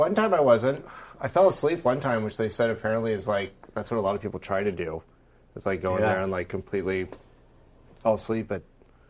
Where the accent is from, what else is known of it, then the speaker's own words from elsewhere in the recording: Florida, United States; I'm from Florida